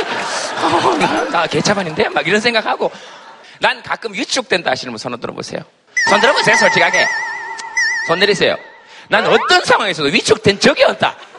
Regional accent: Yeongcheon, North Gyeongsang, South Korea; 제 고향이 영천입니다.

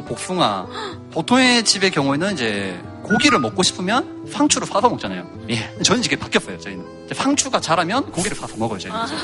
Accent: Goseong, South Gyeongsang, South Korea; 경남 고성이라는 데서 태어나고 자랐거든요

